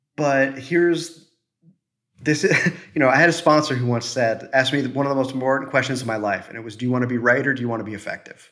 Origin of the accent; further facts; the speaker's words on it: Midwest, United States; I'm from the Midwest.